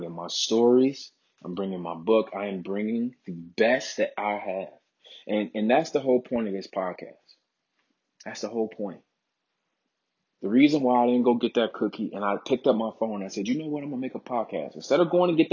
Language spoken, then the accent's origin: English; Chicago, Illinois, United States; I'm born and raised in Chicago, Illinois